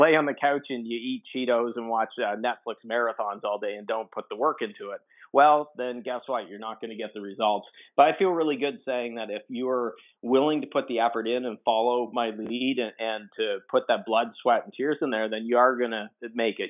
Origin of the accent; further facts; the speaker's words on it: Atlantic Canadian East Coast, Atlantic Canada, Canada; I'm Canadian, so I'm on the Atlantic uh, Canadian East Coast